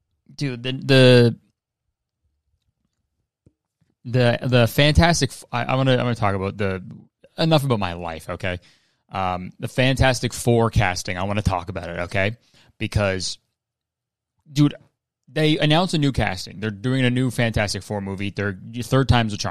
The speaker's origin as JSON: {"language": "English", "town": "Hamilton", "region": "Ontario", "country": "Canada", "tie": "born or raised there", "said": "Hamilton is my hometown. I grew up there"}